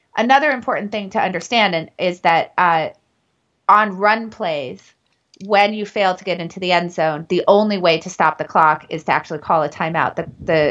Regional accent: New Hampshire, United States; I grew up in New Hampshire

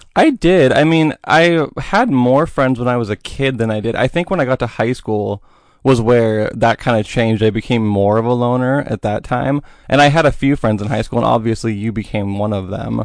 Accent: Boring, Oregon, United States; also born or lived in Portland; I grew up in Boring

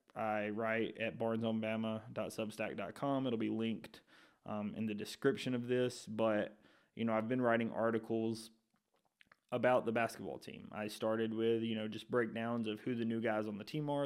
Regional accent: Shelby County, Alabama, United States; I grew up in Shelby County, which is about an hour, hour and fifteen from Tuscaloosa

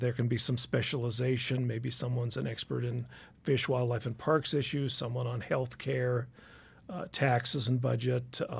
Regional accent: Helena, Montana, United States; I grew up in Helena.

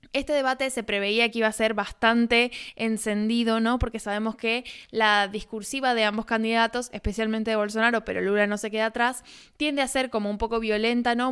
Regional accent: Argentina

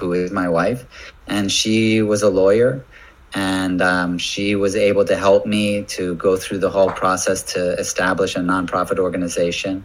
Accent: United States; moved away; as an American

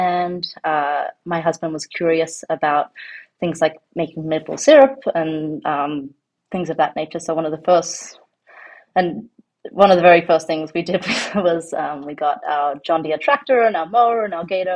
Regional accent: Sydney, New South Wales, Australia; also born or lived in New York City; now in New Canaan, United States; I grew up in Australia. I grew up in Sydney.

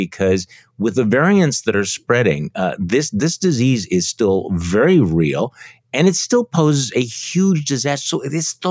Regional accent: Wisconsin, United States; my home state here in Wisconsin

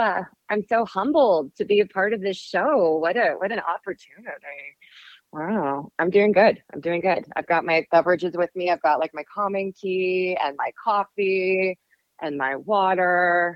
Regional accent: Bay Area, California, United States; moved away as an adult; also born or lived in Miami, Florida / Los Angeles / London / Portland; now in Denver, United States; So I was raised in the Bay Area with small stints in London and Portland, where I met Mike. And then ultimately 16 years in San Francisco before moving to Denver.

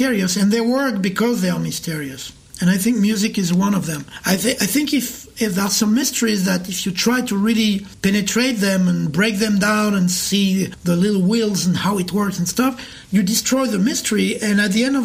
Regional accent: Paris, Île-de-France, France; moved away as an adult; also born or lived in New York; now in Montreal, Canada; I was born in Paris. I moved to New York in 1994, and then I moved to Montreal in 2015

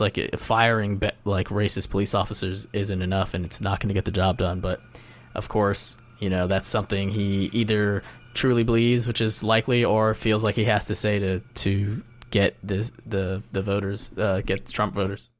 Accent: Ohio, United States; now in New York, United States; I'm from Ohio

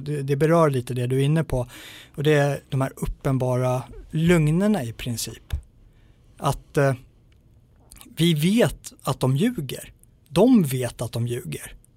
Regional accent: Sweden; som svensk

